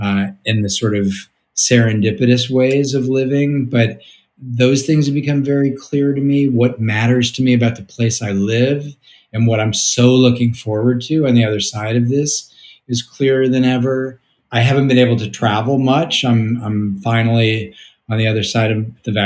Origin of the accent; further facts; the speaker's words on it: St. Louis, Missouri, United States; moved away; also born or lived in New York; I grew up in St. Louis